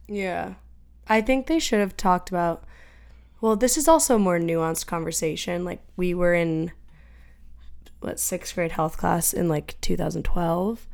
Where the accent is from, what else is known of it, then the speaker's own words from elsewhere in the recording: Franklin, Massachusetts, United States; Emma and I grew up in Franklin